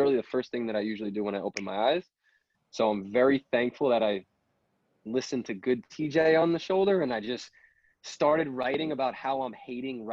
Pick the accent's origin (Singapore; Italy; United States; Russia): United States; Long Island, New York; I'm from Long Island. You know, I played football at Babylon